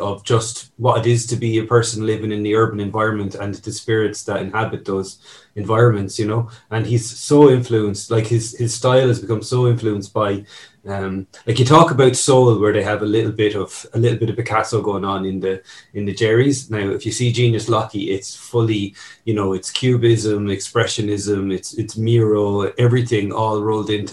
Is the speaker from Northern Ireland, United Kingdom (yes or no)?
yes; Newry, Northern Ireland, United Kingdom; moved away; a little bit comes from my own childhood being up in the north. I was originally from Newry